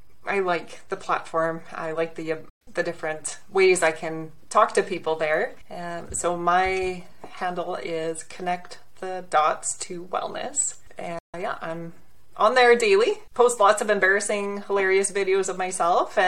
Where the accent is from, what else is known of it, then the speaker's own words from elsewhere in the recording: Southern Alberta, Canada; I'm from Southern Alberta, actually. Okay. So it's a lovely, lovely spot. You know, we're in a city, about 100,000 people, but 1 hour west, we're in the Rocky Mountains. And I took that for granted growing up